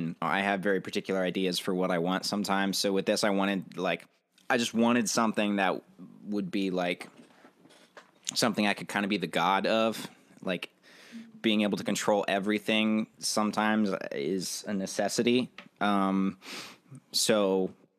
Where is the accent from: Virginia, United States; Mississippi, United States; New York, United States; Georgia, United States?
Virginia, United States; moved away as an adult; now in Nashville, United States; I grew up in Virginia, and I moved to Nashville, I think about 2 years ago